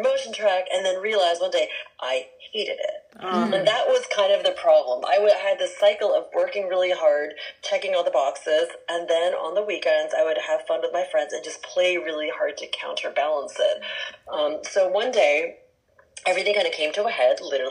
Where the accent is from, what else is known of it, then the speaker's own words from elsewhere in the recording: San Francisco, California, United States; also born or lived in Jakarta, Indonesia; I grew up in San Francisco proper, since the age of 7